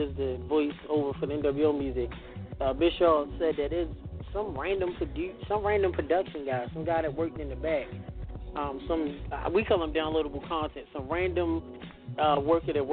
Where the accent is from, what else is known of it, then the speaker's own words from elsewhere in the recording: Baltimore, Maryland, United States; my hometown, in Baltimore, Maryland.